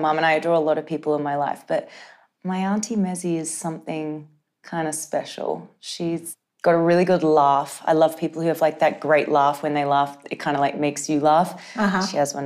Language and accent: English; Gold Coast, Queensland, Australia; I grew up on the Gold Coast